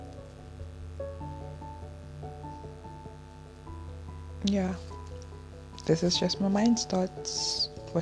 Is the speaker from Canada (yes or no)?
no; Nigeria; being a Nigerian